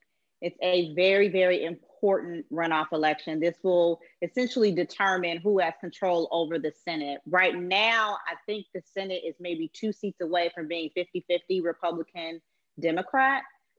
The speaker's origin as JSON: {"language": "English", "town": "Chicago", "region": "Illinois", "country": "United States", "moved": "yes", "lives_now": "Atlanta, United States", "said": "I'm an attorney in Atlanta. I'm from Chicago originally."}